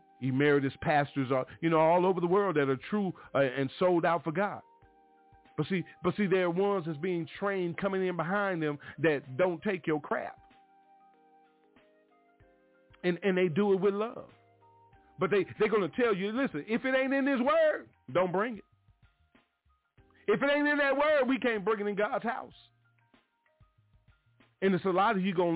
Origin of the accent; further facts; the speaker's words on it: Mobile, Alabama, United States; when I was a young boy growing up in the Stone Street Missionary Baptist Church down in Mobile, Alabama